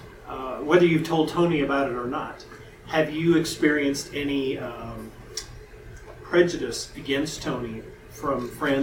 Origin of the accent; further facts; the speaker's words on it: northern Mexico, Mexico; moved away; I'm from Mexico.